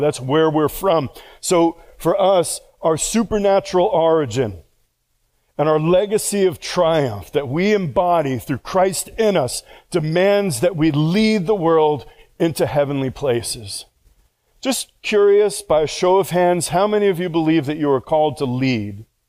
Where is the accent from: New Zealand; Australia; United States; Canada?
United States; New York; moved away; I all my life have said, well, I'm from New York